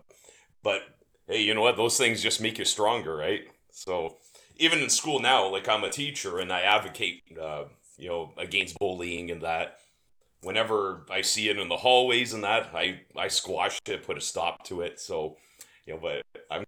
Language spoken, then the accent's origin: English; Windsor, Ontario, Canada; also born or lived in Tecumseh, Ontario; I was born and raised in Windsor, Ontario in Canada.